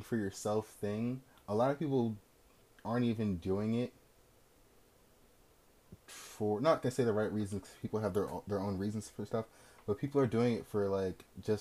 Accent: New Jersey, United States; I'm from Jersey. I like Jersey

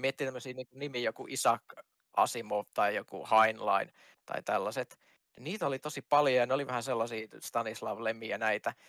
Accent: Kajaani, Kainuu, Finland; mä oon kajaanilainen itse.

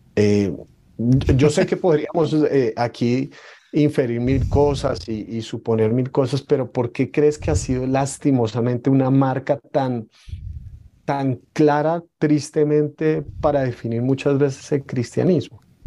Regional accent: Colombia; ser colombianos. Probablemente nunca hemos empuñado un arma, pero la cultura de la violencia está dentro de nosotros

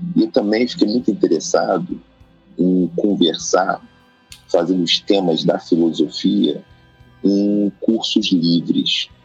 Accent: Rio de Janeiro, Brazil; nasci em Oswaldo Cruz, nasci e criado num bairro tradicional do Rio de Janeiro

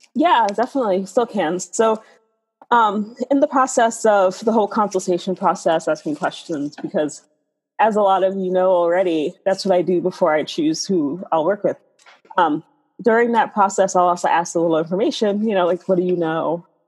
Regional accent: New York City, New York, United States; I grew up in the South Bronx

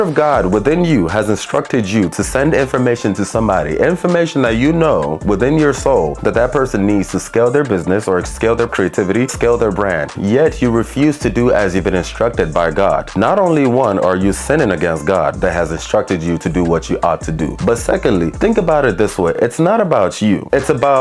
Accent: Nigeria; especially as a Nigerian

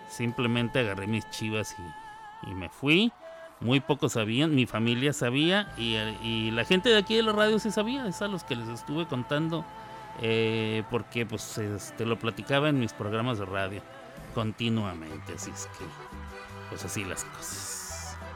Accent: Ciudad Juárez, Chihuahua, Mexico; moved away as an adult; also born or lived in New York, United States; hace muchos años que salí yo de Ciudad Juárez. Em, muchos años, 25 para ser más exacto. 25 años y tengo 51, o sea, la mitad de mi vida la pasé en, en Nueva York.

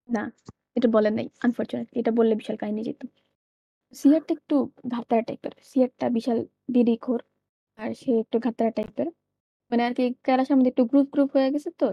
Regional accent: Dhaka, Dhaka Division, Bangladesh; আমি ঢাকা থেকে বড় হয়েছি

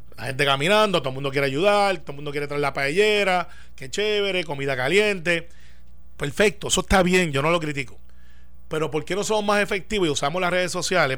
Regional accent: Puerto Rico; así somos los puertorriqueños

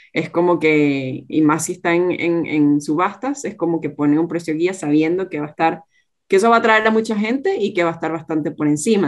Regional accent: Venezuela; moved away as an adult; now in Australia; tanto Gerardo como yo somos venezolanos y en ese momento todavía estábamos viviendo en, en Venezuela

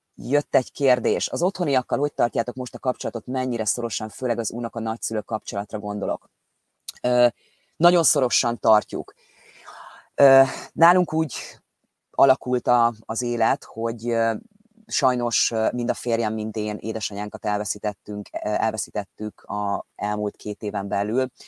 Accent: Hungary; moved away as an adult; now in England, United Kingdom; ott születtünk, ott van a családunknak egy nagy része Magyarországon

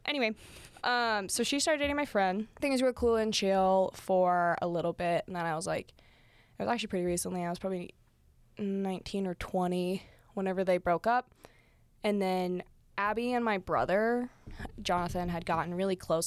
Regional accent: St. Johns, Arizona, United States; I grew up in St. John's, Arizona

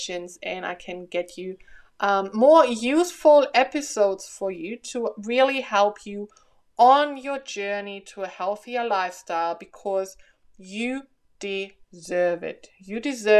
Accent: Germany; now in Australia; I'm from Germany, so I'm used to a cold Christmas

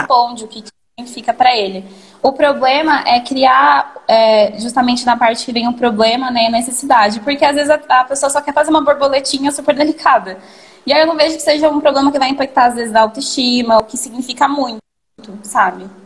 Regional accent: São Paulo, Brazil; Sou de São Paulo, da Psirica da Paulo, Serra. Então? É mais pro interior

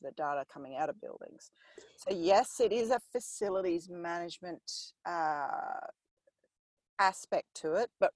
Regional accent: New Zealand; I grew up in New Zealand

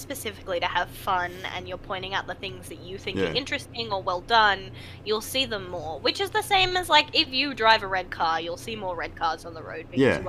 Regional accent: Australia; Like, a lot of Australians who hear me, especially over the phone, don't initially clock me as Aussie.

